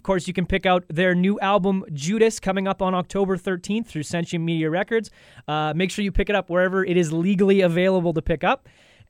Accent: Winnipeg, Manitoba, Canada; I grew up in Winnipeg, but the Jets left before I really got to be a huge fan of them.

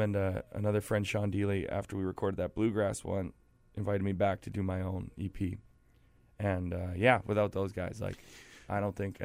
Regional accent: Weyburn, Saskatchewan, Canada; I grew up in Saskatchewan in a town called Weyburn that's like 10,000 people

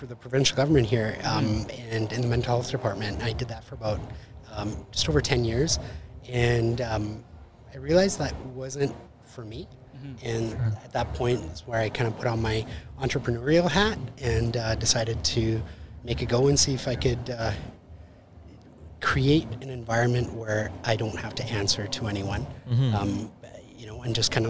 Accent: Winnipeg, Manitoba, Canada; moved away as an adult; also born or lived in Costa Rica; I was from Winnipeg to Costa Rica, right, and then back to Winnipeg.

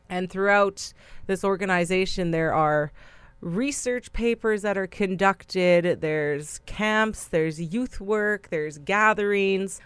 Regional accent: Brokenhead Ojibway Nation, Manitoba, Canada; I am from Brokenhead, Ojibwe Nation, in Treaty One territory, which is about half an hour outside of Winnipeg, Manitoba

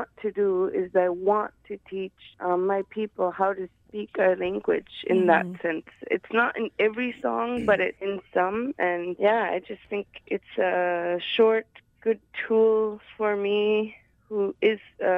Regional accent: Sanikiluaq, Nunavut, Canada; I'm from Sanikiluwak, Nunavut, a little island in the Hudson Bay

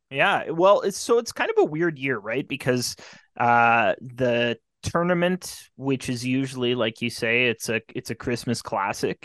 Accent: Carman, Manitoba, Canada; my hometown Carmen Beavers

